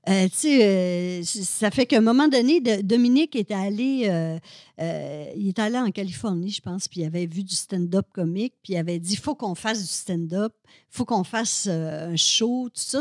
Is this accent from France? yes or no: no; Alma, Quebec, Canada; moved away as an adult; now in Montreal, Canada; je viens du Lac-Saint-Jean, moi, je viens d'Alma